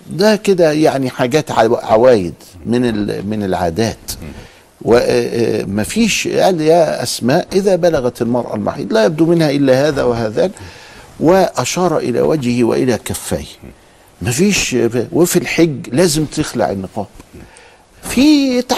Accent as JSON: {"language": "Arabic", "country": "Egypt", "said": "إحنا عندنا في مصر هنا"}